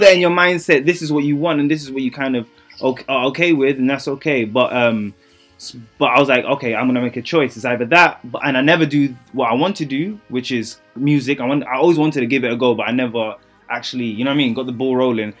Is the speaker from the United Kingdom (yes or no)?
yes; London, United Kingdom; accent: British; I grew up in a part of East London, um, of London, East London, Newham